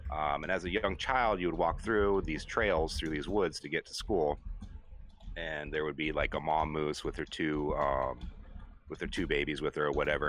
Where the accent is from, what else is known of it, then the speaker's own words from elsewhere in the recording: Anchorage, Alaska, United States; moved away; I grew up in Anchorage, which is the big city in Alaska